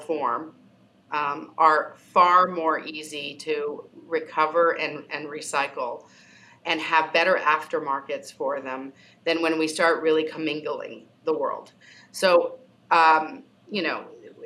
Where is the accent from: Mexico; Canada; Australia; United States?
Canada; I'm Canadian.